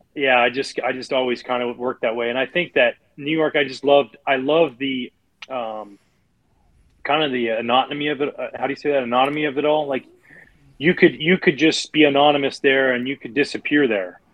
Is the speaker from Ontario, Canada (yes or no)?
no; outside of Vancouver, British Columbia, Canada; moved away; I grew up outside of Vancouver, British Columbia